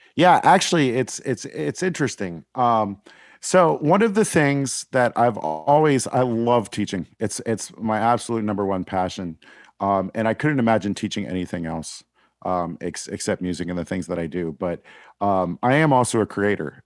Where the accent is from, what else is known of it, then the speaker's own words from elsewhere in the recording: Pittsburgh, Pennsylvania, United States; also born or lived in Northern Virginia / Washington, D.C.; I grew up in the South Hills of Pittsburgh